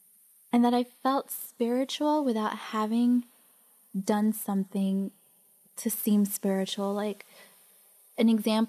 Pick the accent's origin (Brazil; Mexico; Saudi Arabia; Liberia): Mexico; born there; I was born in Mexico, but I'm really from Spain, because it was Europe, you know, Spain's better.